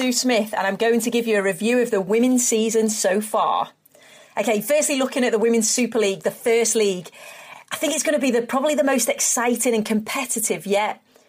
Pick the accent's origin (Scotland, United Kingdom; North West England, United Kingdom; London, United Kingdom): North West England, United Kingdom; Liverpool; I am a Scouser and because I'm a Blue as well.